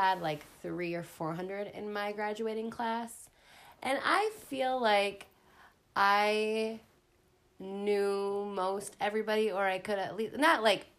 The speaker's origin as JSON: {"language": "English", "town": "Mounds View", "region": "Minnesota", "country": "United States", "tie": "born or raised there", "said": "where I was raised was in Moundsview, which is definitely not small town. It's a suburb of Minneapolis. Actually, the house we grew up in was like a mile away from my grandma and grandpa's house where Dad grew up."}